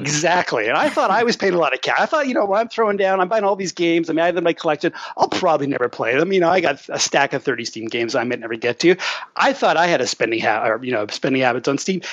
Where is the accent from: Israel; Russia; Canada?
Canada; as a Canadian